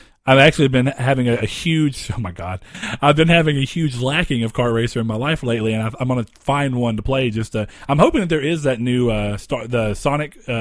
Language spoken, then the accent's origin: English; the South, United States; Our hometown is boring because it's too spread out because we live in the South